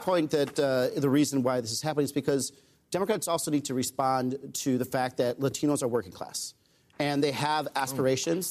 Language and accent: English; Arizona, United States; I grew up in Arizona